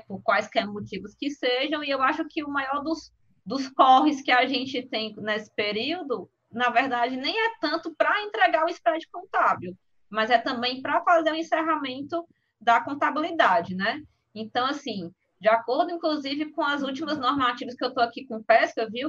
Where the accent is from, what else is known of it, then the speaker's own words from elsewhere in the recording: Brazil; como bom brasileiros que somos